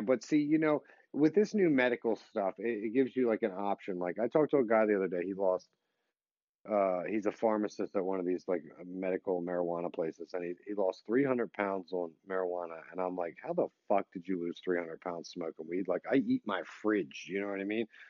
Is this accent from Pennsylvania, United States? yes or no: yes; Philadelphia, Pennsylvania, United States; I was born and raised in Philly